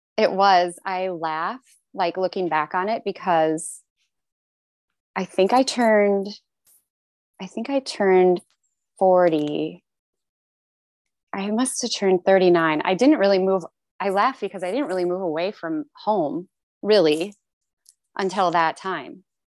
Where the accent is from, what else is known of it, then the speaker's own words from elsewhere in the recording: United States; also born or lived in Toronto, Canada; now in Seattle, United States; I'm American